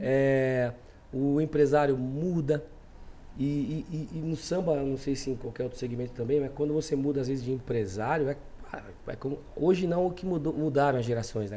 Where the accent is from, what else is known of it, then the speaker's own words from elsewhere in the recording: São Paulo, Brazil; Do Jardim Selma, nasci no Selma, Zona Sul de São Paulo.